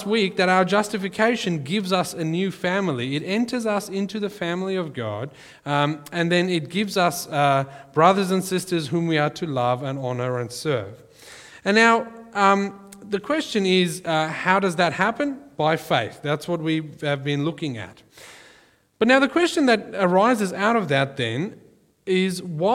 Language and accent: English; South Africa; growing up in South Africa, we had, unofficially, we had corporal punishment in our school